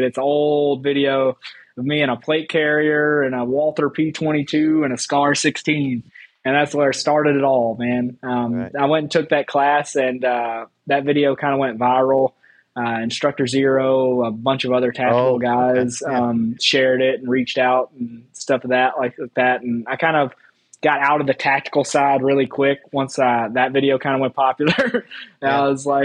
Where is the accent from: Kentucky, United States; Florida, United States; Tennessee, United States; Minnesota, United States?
Tennessee, United States; moved away; I'm from Tennessee, Patriot State of shooting shit